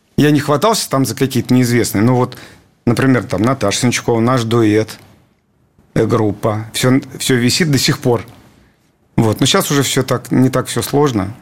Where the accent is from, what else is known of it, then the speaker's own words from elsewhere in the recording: Dolgoprudny, Moscow Oblast, Russia; мы просто местные